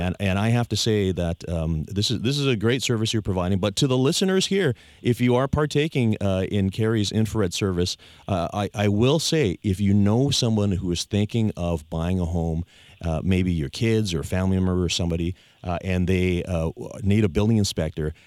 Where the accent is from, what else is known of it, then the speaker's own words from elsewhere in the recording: Victoria, British Columbia, Canada; I was born and raised here in Victoria